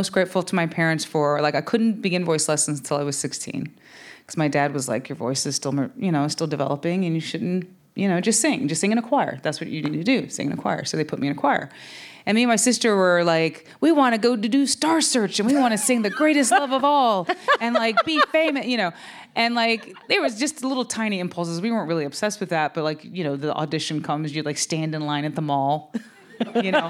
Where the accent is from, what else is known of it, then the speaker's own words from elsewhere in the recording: the Piedmont of North Carolina, United States; I'm from the Piedmont of North Carolina